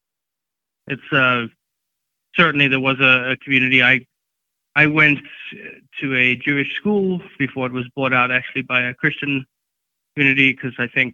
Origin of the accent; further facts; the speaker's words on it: Johannesburg, Gauteng, South Africa; also born or lived in Durban, South Africa / California, United States; now in Colorado, United States; I was born and raised in Johannesburg, and then I moved over